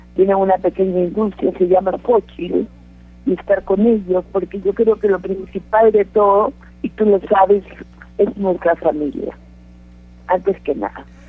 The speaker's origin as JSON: {"language": "Spanish", "country": "Peru", "tie": "born or raised there", "also_born_or_lived": "Mexico", "moved": "yes", "said": "yo en nací Perú. en Perú. En Perú."}